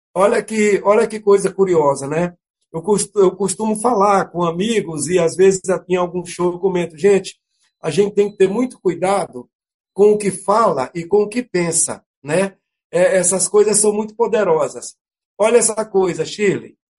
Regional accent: Carolina, Maranhão, Brazil; acabamos indo para Carolina, minha terra natal

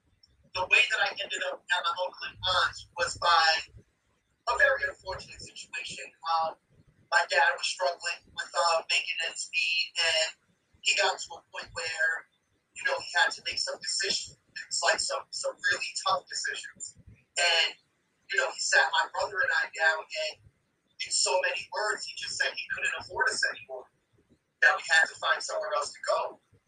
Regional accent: Boston, Massachusetts, United States; also born or lived in New Hampshire, United States; I was born in New Hampshire. I lived there. I was literally just born. Within a few days, I was flown to Maine to get a procedure done on my heart. Ended up moving to Massachusetts. To the Mission Hill neighborhood around Calumet Street.

